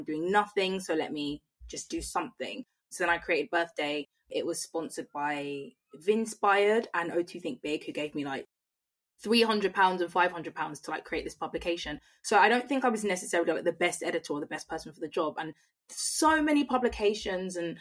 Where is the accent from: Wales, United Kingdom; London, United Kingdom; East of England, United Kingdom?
London, United Kingdom; Croydon; I'm from Croydon